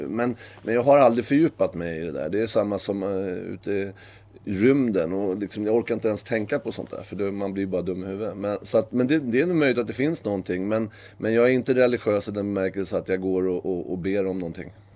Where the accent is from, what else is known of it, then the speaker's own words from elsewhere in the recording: Sweden; moved away as an adult; also born or lived in Norway; jag är ju svensk